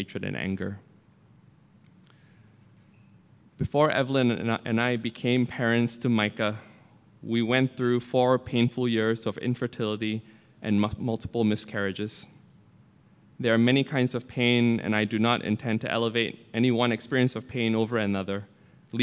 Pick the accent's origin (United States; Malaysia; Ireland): Malaysia; moved away; I grew up in Malaysia, a Muslim majority apartheid state